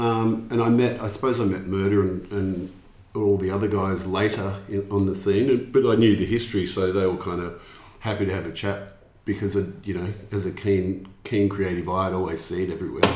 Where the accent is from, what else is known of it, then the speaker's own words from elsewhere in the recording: Melbourne, Victoria, Australia; also born or lived in London; from Melbourne originally.